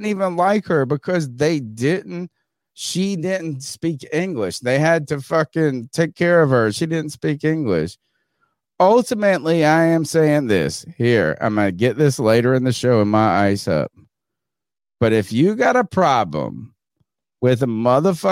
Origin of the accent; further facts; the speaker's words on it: Winterville, North Carolina, United States; I'm fucking from Winterville, North Carolina. I'm American as it comes.